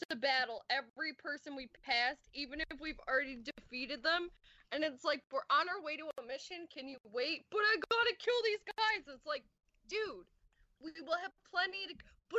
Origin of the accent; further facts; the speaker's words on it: Virginia Beach, Virginia, United States; also born or lived in Texas; I'm from Virginia Beach.